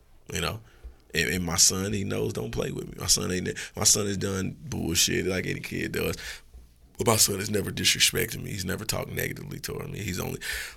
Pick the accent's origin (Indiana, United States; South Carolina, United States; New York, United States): Indiana, United States; Indianapolis; I'm from the city. I'm from Indianapolis, Indiana. You know, from the 3900 block